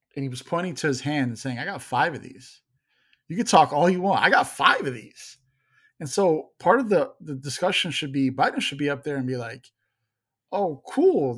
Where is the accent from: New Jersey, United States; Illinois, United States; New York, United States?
Illinois, United States; Chicago; I grew up in Chicago